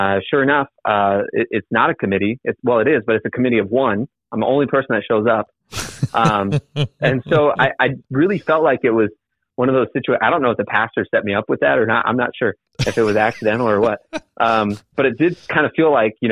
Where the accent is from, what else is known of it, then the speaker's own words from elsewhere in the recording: Michigan, United States; My hometown is in Michigan